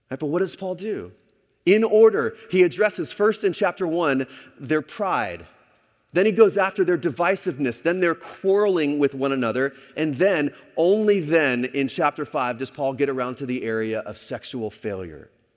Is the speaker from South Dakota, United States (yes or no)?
no; Texas, United States; moved away as an adult; also born or lived in California; growing up in Texas